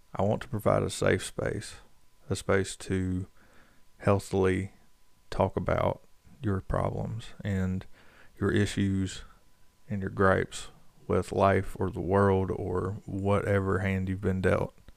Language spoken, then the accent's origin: English; North Carolina, United States; growing up in North Carolina, everybody goes to church just about